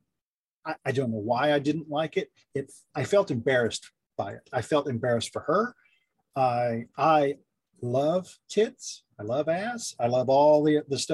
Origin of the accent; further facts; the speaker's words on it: the South, United States; I grew up in the South